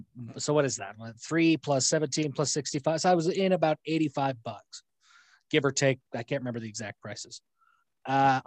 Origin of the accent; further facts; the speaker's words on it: Lewiston, Utah, United States; also born or lived in Logan, Utah; I was born in Logan, Utah. My first, and then I moved to Lewiston, Utah, where my grandparents still live, where my parents are both from